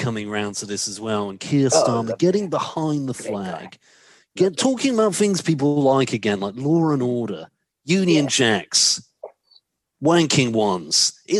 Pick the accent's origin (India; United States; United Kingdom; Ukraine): United Kingdom; I'm certainly British first, and I'm proud to say that I'm British